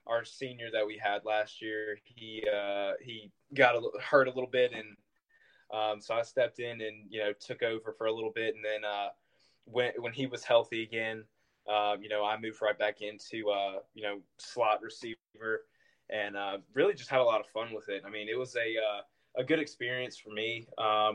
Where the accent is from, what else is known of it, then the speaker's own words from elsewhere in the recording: South Carolina, United States; playing for my home state, you know, playing for South Carolina